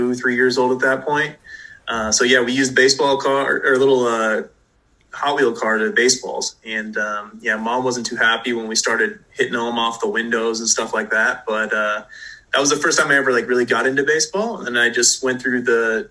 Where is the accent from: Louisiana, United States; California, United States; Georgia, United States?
California, United States; Southern; growing up in Southern California